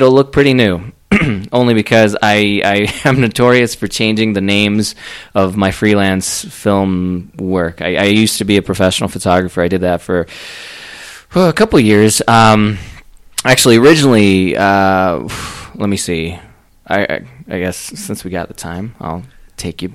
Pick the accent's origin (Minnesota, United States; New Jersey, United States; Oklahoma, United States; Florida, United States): Florida, United States; now in Colorado Springs, United States; I'm from Florida